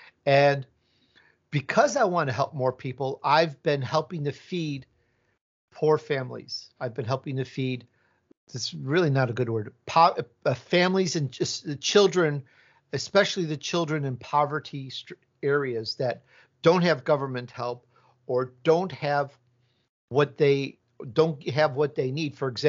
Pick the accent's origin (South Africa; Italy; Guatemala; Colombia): Italy; born there; Maybe there's a little Italian in there because my roots are Italian. I was born in Italy